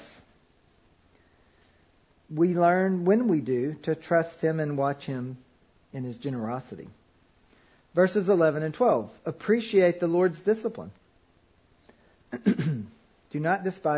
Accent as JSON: {"language": "English", "region": "Kentucky", "country": "United States", "tie": "born or raised there", "said": "I grew up in Kentucky"}